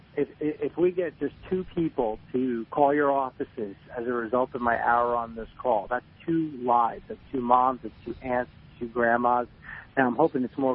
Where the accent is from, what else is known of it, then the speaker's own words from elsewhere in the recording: New Jersey, United States; I'm from New Jersey